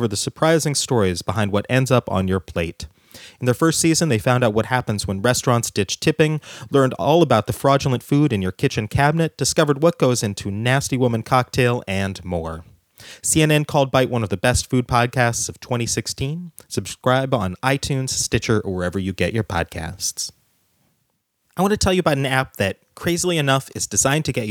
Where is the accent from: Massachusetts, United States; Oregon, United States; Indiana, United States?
Oregon, United States; I grew up in Oregon